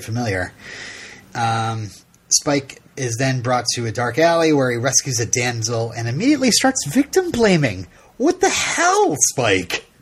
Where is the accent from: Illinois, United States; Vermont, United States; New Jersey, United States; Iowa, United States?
Vermont, United States; I'm from Vermont